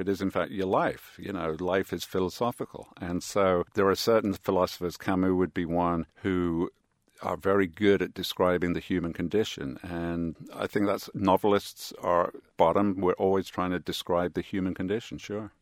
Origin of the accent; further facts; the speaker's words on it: Birmingham, West Midlands, United Kingdom; now in New York, United States; I grew up in Birmingham, England